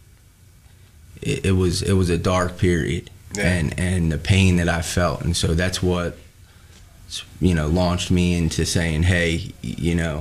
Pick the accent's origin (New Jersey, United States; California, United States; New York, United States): New Jersey, United States; I'm from New Jersey